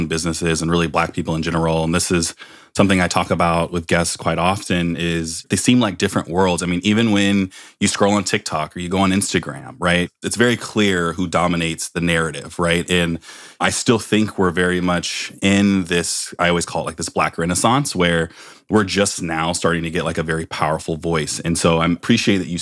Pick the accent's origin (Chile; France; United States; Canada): United States; Palo Alto, California; growing up in Palo Alto, California, one of the whitest areas in the world